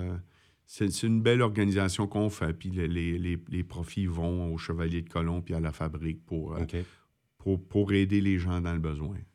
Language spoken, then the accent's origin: French; Miguasha, Quebec, Canada; now in Montreal, Canada; mon, pied à terre est chez nous, à Miguacha. C'est là que mon cœur, ma famille, euh, mon fils, ma mère, tu sais